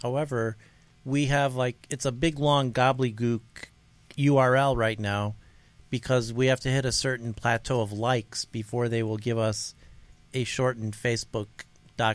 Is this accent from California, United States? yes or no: no; Carpentersville, Illinois, United States; So AJ and I were born and raised in Carpentersville, Illinois